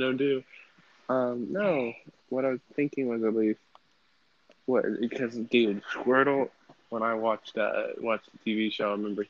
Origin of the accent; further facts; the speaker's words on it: Las Vegas, Nevada, United States; I was born in Vegas, but, like, we would always go to Cali because most of my family lives there.